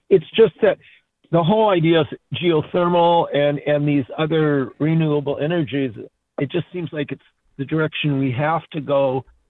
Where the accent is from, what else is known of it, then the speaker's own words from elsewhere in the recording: Minneapolis–Saint Paul, Minnesota, United States; now in East Dubuque, United States; I'm originally from the Twin Cities